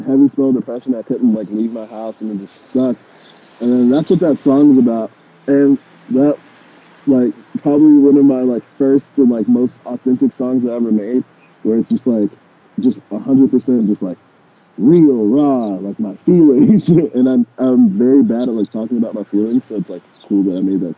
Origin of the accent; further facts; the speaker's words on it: Fayetteville, North Carolina, United States; now in Los Angeles, United States; I'm from Fayetteville, North Carolina, we had a 24-hour Walmart.